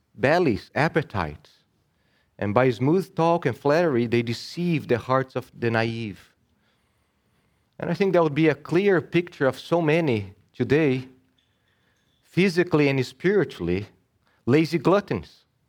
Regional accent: Brazil; now in United States; I was born and raised in Brazil.

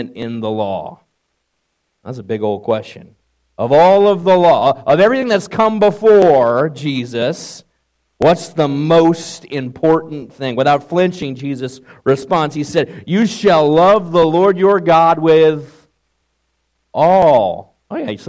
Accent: New York, United States; moved away; my days growing up in New York

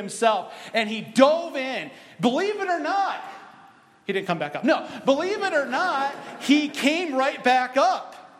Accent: Michigan, United States; I'm from Michigan.

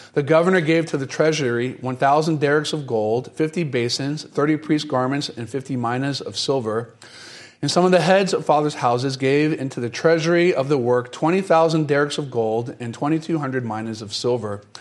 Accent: North Carolina, United States; moved away; also born or lived in Florida; I grew up in North Carolina and spent quite a bit of time in Florida

